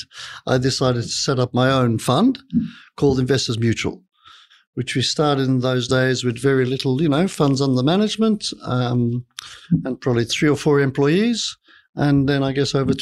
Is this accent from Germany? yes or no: no; Malta; moved away as an adult; also born or lived in London, United Kingdom; now in Sydney, Australia; I'm originally from Malta. I went to London to study